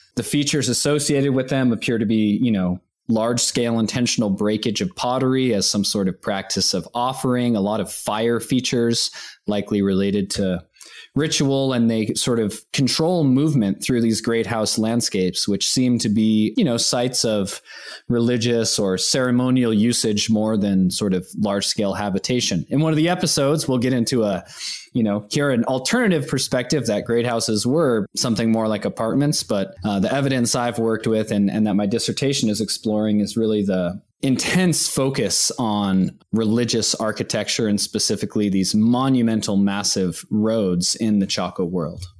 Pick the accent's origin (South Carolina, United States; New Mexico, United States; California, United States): New Mexico, United States; Santa Fe; now in Boulder, United States; I grew up in New Mexico. I was born in Santa Fe